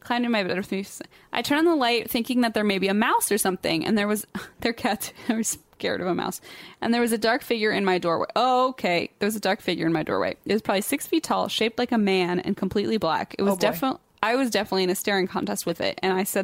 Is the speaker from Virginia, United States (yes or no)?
yes; Leesburg, Virginia, United States; born and raised in Leesburg, but migrated because I'm poor as bold fuck.